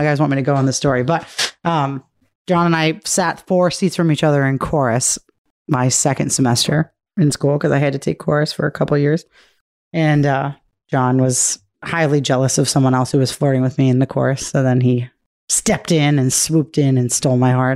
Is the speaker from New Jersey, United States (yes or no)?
no; Milford, Massachusetts, United States; moved away; I grew up in Massachusetts in a town called Milford